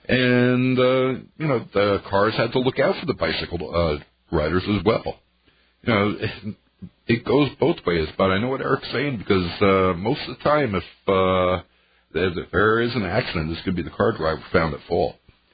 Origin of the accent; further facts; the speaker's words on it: New York, United States; now in La Crosse, United States; I lived out in the country growing up. Yeah, I was from New York, but I lived out in the country.